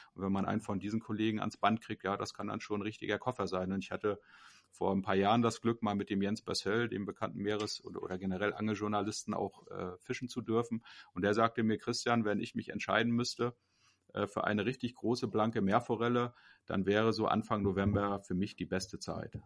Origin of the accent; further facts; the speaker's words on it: Kühlungsborn, Mecklenburg-Vorpommern, Germany; moved away; ich bin geboren in Kühlungsborn, das äh, größte Ostseebad Mecklenburgs